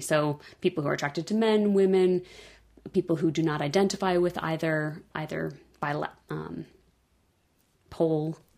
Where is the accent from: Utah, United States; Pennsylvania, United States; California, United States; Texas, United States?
California, United States; moved away as an adult; also born or lived in the Midwest; I grew up in California